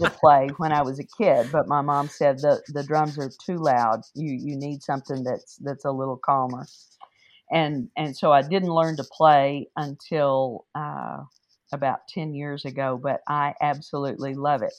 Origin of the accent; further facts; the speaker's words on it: Wichita Falls, Texas, United States; I grew up in Wichita Falls